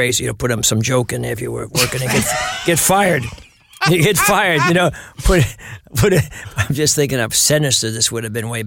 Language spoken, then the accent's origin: English; New York City, New York, United States; also born or lived in Flushing, Queens / Bayside, Queens; I was born in Astoria.